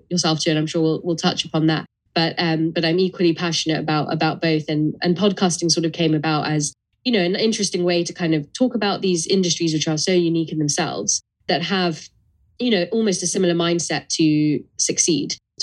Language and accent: English; London, United Kingdom; tough environments growing up in London